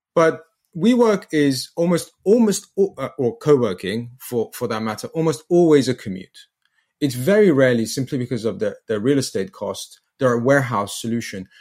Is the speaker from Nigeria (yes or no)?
no; England, United Kingdom; from England